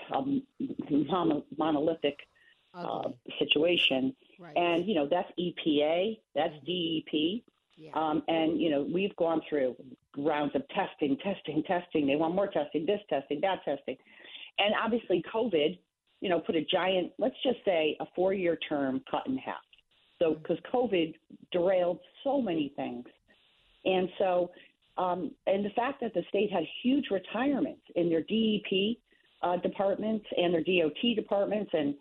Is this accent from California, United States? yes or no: no; Fairfield, Connecticut, United States; This is my hometown. I grew up here. I'm fourth generation Fairfielder